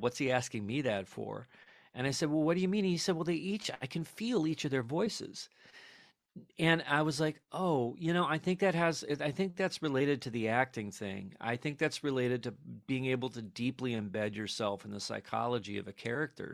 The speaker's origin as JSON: {"language": "English", "town": "New York City", "region": "New York", "country": "United States", "said": "we're people from New York"}